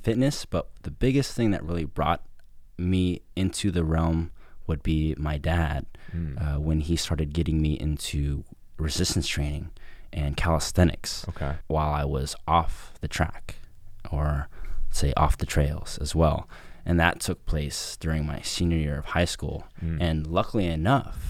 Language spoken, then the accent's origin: English; Novato, California, United States; now in San Francisco, United States; I'm originally from Novato, so just a little bit ways up in Marin County, just north of San Francisco. I've pretty much been there majority of my life